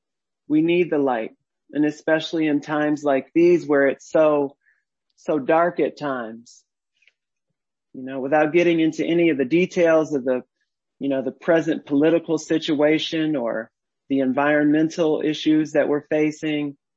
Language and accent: English; Detroit, Michigan, United States; I was born in Detroit and raised on the West Side.